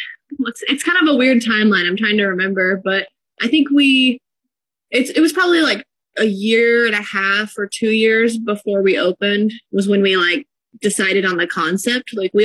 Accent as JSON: {"language": "English", "town": "Sedro-Woolley", "region": "Washington", "country": "United States", "tie": "born or raised there", "lives_now": "Bellingham, United States", "said": "We both grew up in Skagit County. I grew up in Cedar Woolley. He grew up in Burlington, so not too far."}